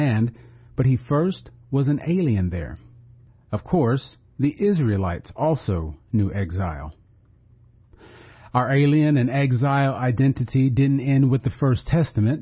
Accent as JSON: {"language": "English", "country": "United States"}